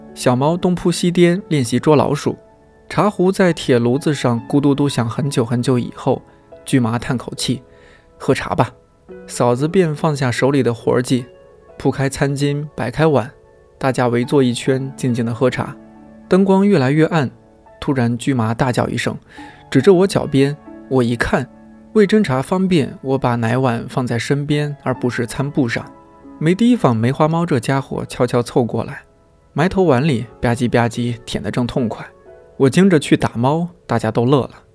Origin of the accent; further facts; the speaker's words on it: northern China, China; 作为一个北方人，在冬天对下大雪总有一种执念